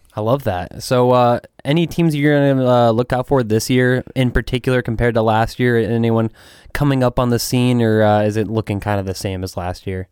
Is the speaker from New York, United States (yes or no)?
no; Phoenix, Arizona, United States; now in Houston, United States; I'm originally from Phoenix, but from, from Houston